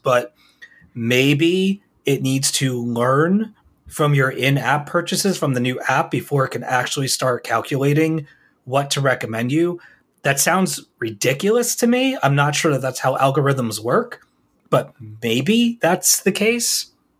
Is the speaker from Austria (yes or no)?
yes; Austria; English is a second language; Since I am from Austria and living here, I wanted to provide you with an international perspective.